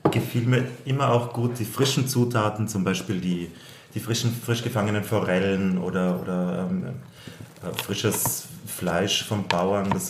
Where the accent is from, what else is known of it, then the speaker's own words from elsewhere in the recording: Carinthia, Austria; accent: Austrian; moved away as an adult; also born or lived in Vienna; Ich bin Österreicher, wie du an meinem äh, Dialekt vielleicht schnell hören wirst können, bin ich aus Österreich. Ich bin aus dem Süden Österreichs, aus Kärnten. Dort bin ich aufgewachsen